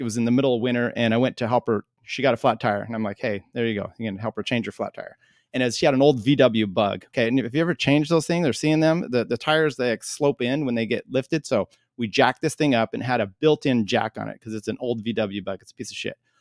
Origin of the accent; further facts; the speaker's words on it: Northwest, United States; moved away; also born or lived in Colorado; I grew up in the Northwest